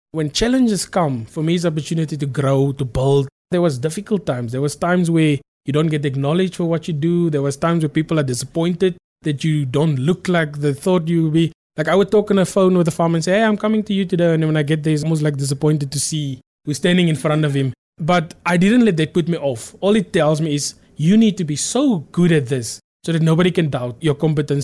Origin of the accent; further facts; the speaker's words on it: South Africa; I come from Transburg. Now, Transburg is a very small town. I'm very proud to say that I come from Transburg.